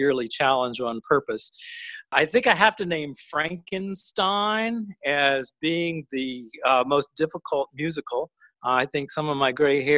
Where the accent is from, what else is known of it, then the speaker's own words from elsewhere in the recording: Montgomery, Alabama, United States; also born or lived in Princeton, New Jersey; I was a Southern boy from Montgomery, Alabama